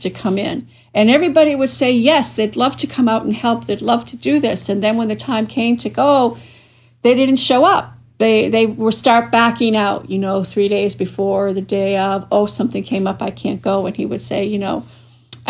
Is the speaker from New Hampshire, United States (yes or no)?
yes; New Hampshire, United States; my home state of New Hampshire